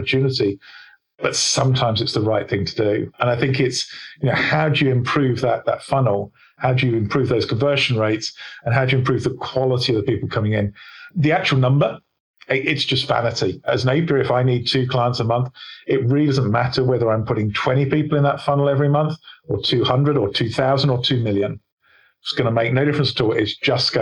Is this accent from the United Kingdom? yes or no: yes; England, United Kingdom; I'm English